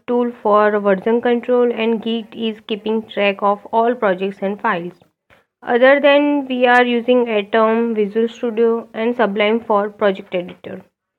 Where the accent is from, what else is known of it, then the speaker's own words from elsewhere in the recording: Mehsana, Gujarat, India; now in Ahmedabad, India; I'm currently living in Ahmedabad, but my hometown is Mehsana.